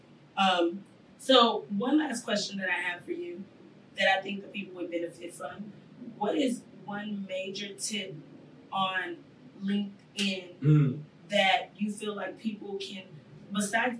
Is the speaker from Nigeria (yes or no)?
yes; Nigeria; I'm Nigerian